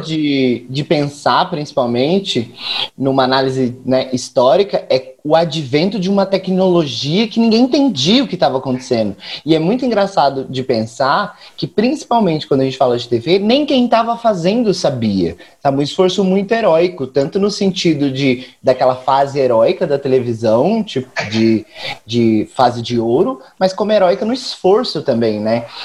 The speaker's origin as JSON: {"language": "Portuguese", "town": "Campo Grande", "region": "Mato Grosso do Sul", "country": "Brazil", "tie": "born or raised there", "moved": "yes", "lives_now": "São Paulo, Brazil", "said": "eu sou daqui de São Paulo, mas nascido em Campo Grande, capital da Birrevo"}